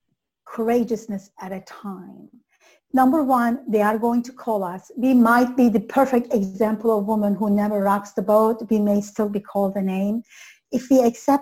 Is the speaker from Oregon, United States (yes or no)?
no; North Dakota, United States; I'm from North Dakota